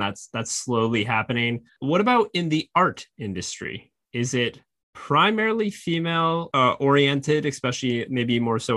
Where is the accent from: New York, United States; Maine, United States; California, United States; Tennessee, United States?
Maine, United States; moved away; I'm from Maine originally